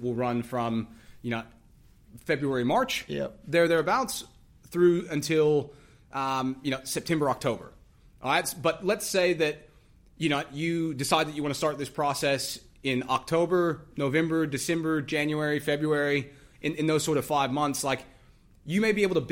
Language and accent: English; United States; I'm from the United States